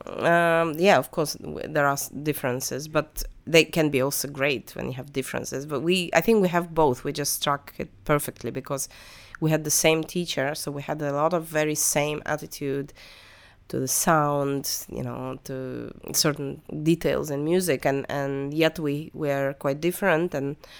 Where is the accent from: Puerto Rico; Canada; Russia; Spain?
Russia; moved away; when I was growing up in Russian school